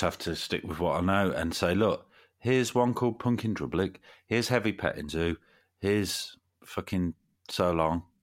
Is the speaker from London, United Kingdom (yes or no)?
no; Nuneaton, West Midlands, United Kingdom; moved away as an adult; now in Derby, United Kingdom; when I was still lived back in my hometown in Nuneaton